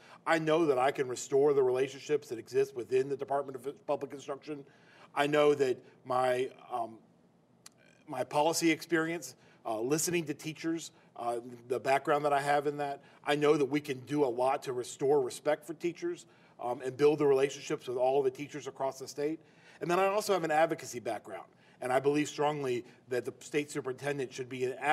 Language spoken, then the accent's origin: English; Chapel Hill, North Carolina, United States; I grew up in Chapel Hill in North Carolina